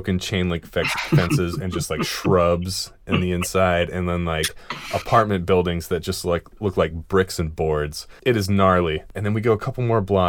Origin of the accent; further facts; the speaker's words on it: Seattle, Washington, United States; we're three dudes from Seattle